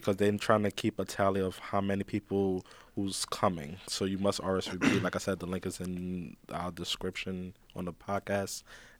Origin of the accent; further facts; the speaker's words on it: Queens, New York, United States; And our sisters, we come from Queens.